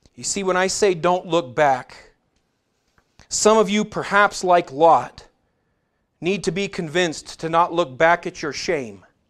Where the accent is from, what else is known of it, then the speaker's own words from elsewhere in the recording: United States; we as American Christians